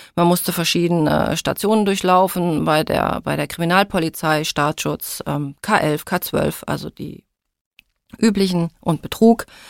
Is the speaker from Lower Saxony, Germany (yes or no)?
yes; Hildesheim, Lower Saxony, Germany; moved away; also born or lived in Kassel; Aus Hildesheim, das ist bei Hannover, also in Niedersachsen